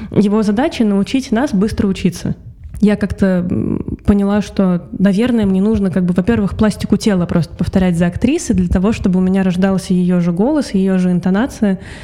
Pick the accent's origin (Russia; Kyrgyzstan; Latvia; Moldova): Russia; moved away as an adult; also born or lived in Saint Petersburg; now in Tbilisi, Georgia; я э, россиянка